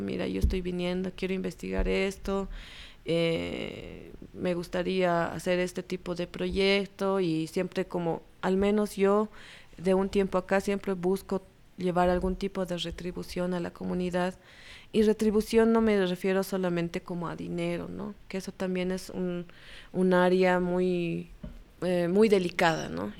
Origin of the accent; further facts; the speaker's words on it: La Paz, Bolivia; yo nací en La Paz y crecí en La Paz